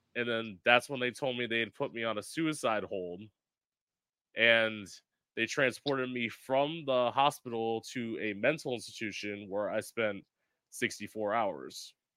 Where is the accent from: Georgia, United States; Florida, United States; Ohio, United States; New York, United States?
Florida, United States; South; also born or lived in Orlando; I'm originally from South Florida. I live about an hour north of West Palm Beach